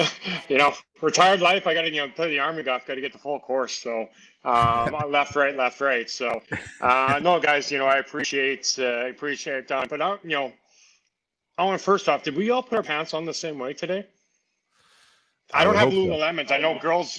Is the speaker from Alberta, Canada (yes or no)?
no; Saskatchewan, Canada; born or raised there